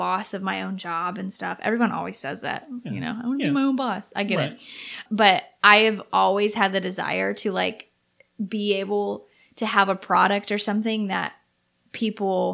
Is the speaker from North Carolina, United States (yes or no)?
yes; Outer Banks, North Carolina, United States; I have lived here in the Outer Banks whole life. Same house.